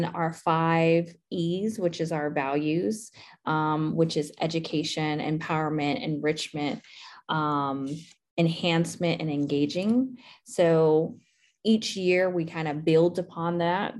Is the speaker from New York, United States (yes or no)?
no; Southern California, United States; moved away as an adult; also born or lived in Mississippi / Auburn, Alabama; now in Atlanta, United States; I'm originally from Southern California, so I'm a Cali girl